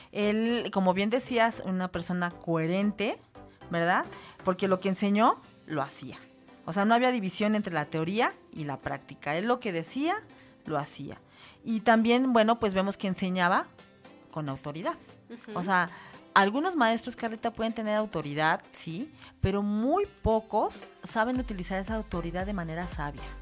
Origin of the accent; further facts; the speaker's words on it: Naucalpan, State of Mexico, Mexico; Somos de Naucalpan.